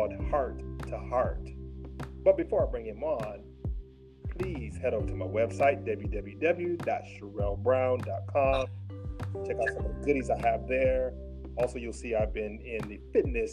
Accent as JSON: {"language": "English", "region": "Michigan", "country": "United States", "said": "you are from the same home state that I'm from."}